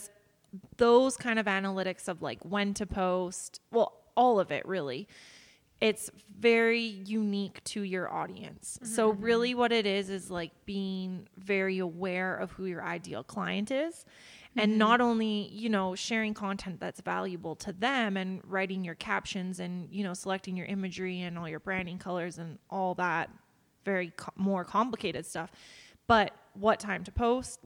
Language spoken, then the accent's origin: English; Banff, Alberta, Canada; moved away; also born or lived in Victoria; I grew up in Banff